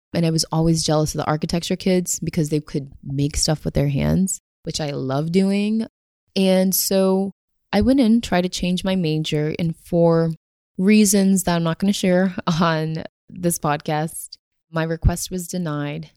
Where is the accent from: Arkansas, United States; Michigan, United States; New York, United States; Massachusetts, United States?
Massachusetts, United States; Somerville; I grew up in Somerville, and Somerville is the city right next to Cambridge.